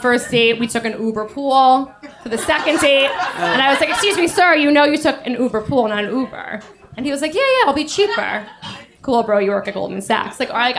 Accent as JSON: {"language": "English", "town": "New York City", "region": "New York", "country": "United States", "said": "I'm from New York City."}